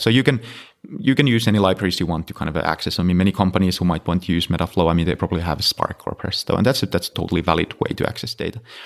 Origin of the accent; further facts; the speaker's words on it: Finland; moved away; I'm originally from Finland, so I was in, uh, working at University of Helsinki